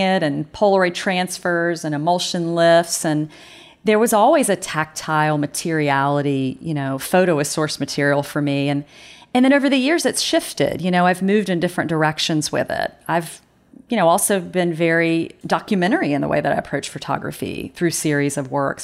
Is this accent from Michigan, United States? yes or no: no; North Carolina, United States; accent: southern drawl; moved away; I know that southern drawl comes out every once in a while. Um, yeah, I w, I grew up in North Carolina